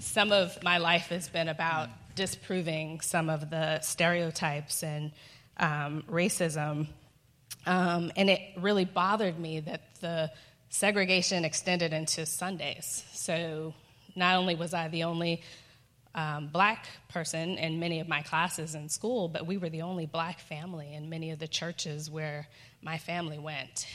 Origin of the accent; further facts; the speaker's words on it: Boston, Massachusetts, United States; I grew up in Boston